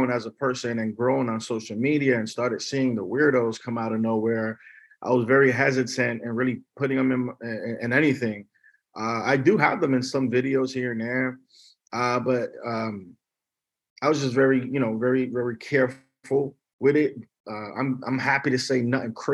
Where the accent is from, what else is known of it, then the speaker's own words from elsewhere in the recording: New York, United States; also born or lived in Miami / Davie, Florida; now in Los Angeles, United States; I'm from New York